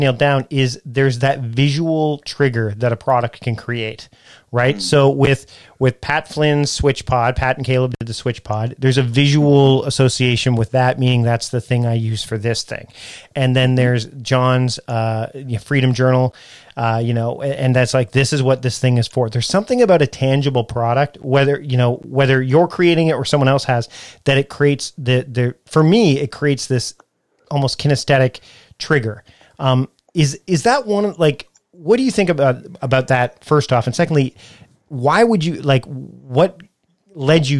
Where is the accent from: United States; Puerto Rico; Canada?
Canada; I'm Canadian